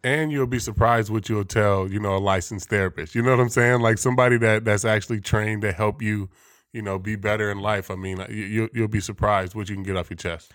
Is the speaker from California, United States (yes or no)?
yes; the Bay Area, California, United States; growing up in the Bay, you know, we big, big sports area